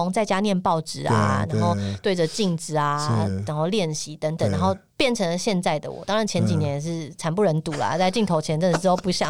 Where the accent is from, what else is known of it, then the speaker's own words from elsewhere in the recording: Tainan, Taiwan; 我在台南长大